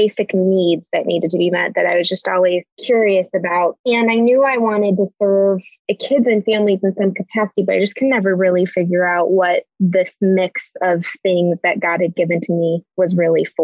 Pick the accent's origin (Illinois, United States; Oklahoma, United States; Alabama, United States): Illinois, United States; Chicago; we're born and raised in the Chicago area. So that's where we're based